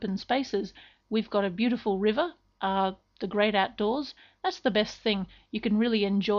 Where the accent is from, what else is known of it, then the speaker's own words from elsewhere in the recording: Perth, Western Australia, Australia; my hometown is Perth in Western Australia.